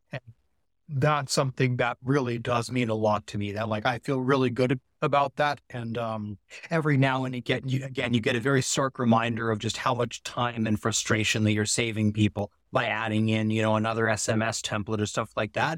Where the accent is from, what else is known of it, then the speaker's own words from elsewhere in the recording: Palo Alto, California, United States; I grew up in Silicon Valley in Palo Alto, right near, uh, like Google and Facebook, Apple